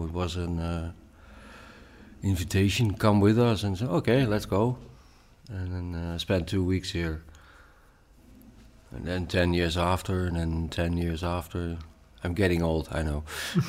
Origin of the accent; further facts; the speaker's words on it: Oldebroek, Gelderland, Netherlands; English is a second language; No, I'm from Oldebroek. It's also in the center of Holland, but it's a bit 80 kilometers higher than Utrecht. And I grew up there the first 5 years, and then my mother and I moved for several times all over Holland.